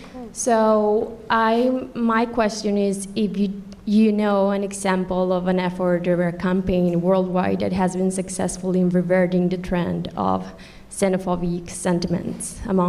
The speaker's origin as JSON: {"language": "English", "country": "Colombia"}